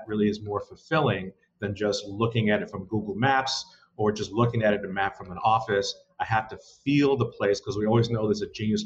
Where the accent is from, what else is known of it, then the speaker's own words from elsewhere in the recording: New York City, New York, United States; born and bred in New York, grew up in Brooklyn, not far from Prospect Park